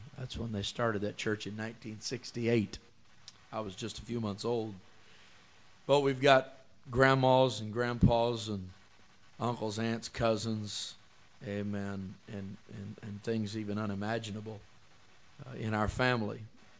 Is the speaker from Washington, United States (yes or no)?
yes; Seattle, Washington, United States; born or raised there; also born or lived in Vinton